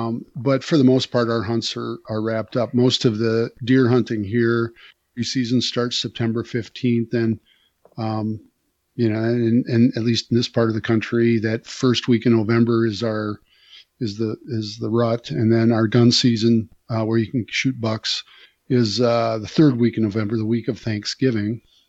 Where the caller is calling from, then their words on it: Cazenovia, Wisconsin, United States; I am coming in from Wisconsin today. Cazenovia, beautiful Cazenovia, Wisconsin, on Lee Lake in Wisconsin's Driftless area.